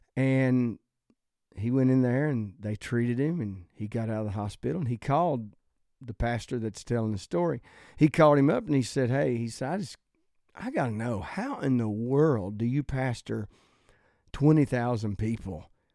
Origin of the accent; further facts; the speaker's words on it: the South, United States; I'm from the South, I love the South